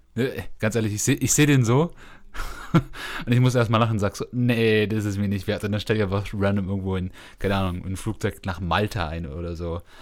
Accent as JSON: {"language": "German", "country": "Germany", "said": "die wir als äh, Deutsche über euch haben"}